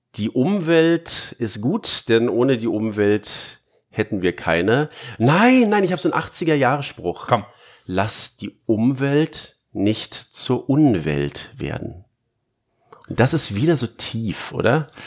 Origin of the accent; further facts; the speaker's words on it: Berlin, Germany; ich bin halt Berliner